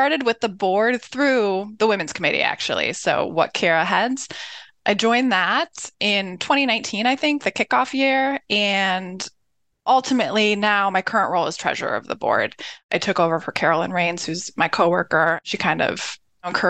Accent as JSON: {"language": "English", "town": "Cleveland", "region": "Ohio", "country": "United States", "tie": "born or raised there", "also_born_or_lived": "Philadelphia, Pennsylvania / Columbus, Ohio", "said": "My family moved when I was about 3 or 4, so I do claim Cleveland"}